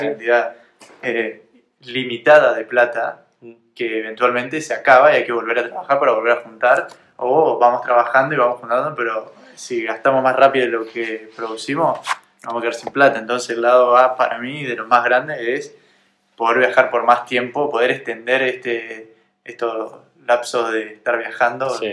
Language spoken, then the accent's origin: Spanish; Argentina; estábamos en mi país